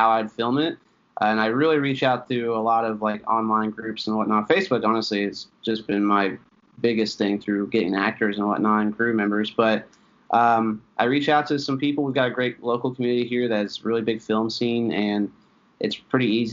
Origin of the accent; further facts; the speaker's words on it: Tennessee, United States; also born or lived in Philadelphia, Pennsylvania; I'm originally from Philadelphia. I was born there. Lived there for a little while, but I moved down to Tennessee when I was younger. And I was essentially raised mostly in Tennessee. And about an hour and a half outside of Knoxville.